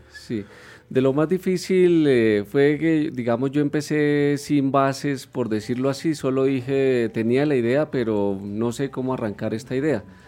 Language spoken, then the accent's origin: Spanish; Puente Nacional, Santander, Colombia; now in Bogotá, Colombia; yo soy de Puente Nacional Santander